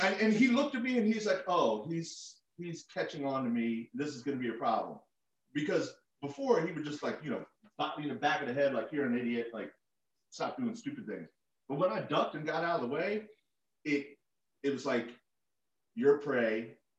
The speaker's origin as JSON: {"language": "English", "town": "Falls Church", "region": "Virginia", "country": "United States", "tie": "born or raised there", "said": "I was born in grew up in Falls Church"}